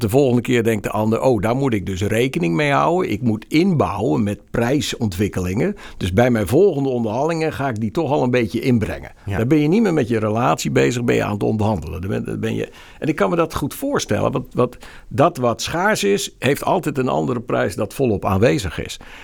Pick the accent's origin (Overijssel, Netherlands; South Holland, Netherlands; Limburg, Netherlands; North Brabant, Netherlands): South Holland, Netherlands; Rotterdam; also born or lived in Groningen; Ik ben een Rotterdammer, ik ben no-nonsense, ik heb heel lang in Groningen gewerkt